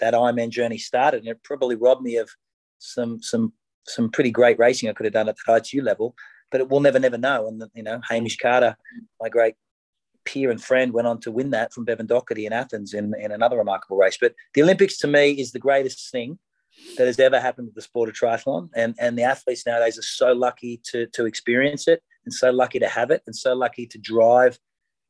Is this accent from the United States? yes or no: no; Australia; as an Australian